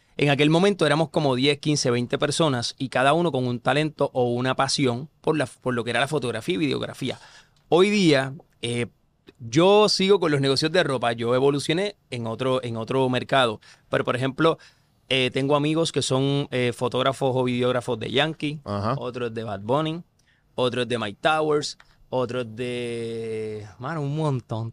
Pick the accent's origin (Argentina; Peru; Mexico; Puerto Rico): Puerto Rico; Corozal; yo soy del pueblo de Corozal, yo soy corozaleño